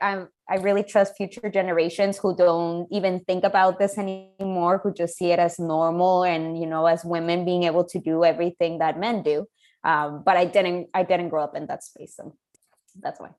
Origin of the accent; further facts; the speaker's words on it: Chihuahua, Mexico; moved away; There have been close to 2,000 women murdered in the past 25 years in my hometown.